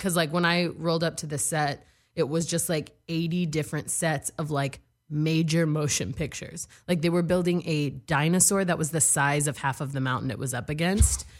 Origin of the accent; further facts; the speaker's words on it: Texas, United States; also born or lived in New York; now in Los Angeles, United States; I'm from Texas